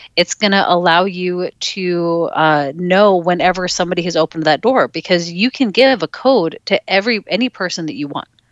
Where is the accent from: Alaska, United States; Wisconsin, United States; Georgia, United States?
Alaska, United States; I grew up in Alaska